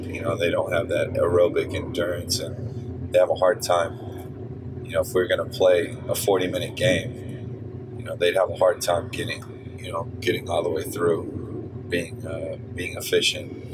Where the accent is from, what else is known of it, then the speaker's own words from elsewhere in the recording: San Antonio, Texas, United States; I'm from San Antonio, and we're you know we've got a great basketball culture in, in my city